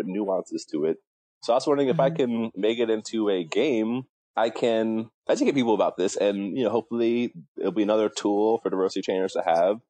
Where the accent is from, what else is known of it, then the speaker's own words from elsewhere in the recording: New York City, New York, United States; also born or lived in Milwaukee, Wisconsin / Atlanta, Georgia / South Korea; I was born in Milwaukee, Wisconsin, and I moved to New York City when I was around six, and I have been living in New York City ever since.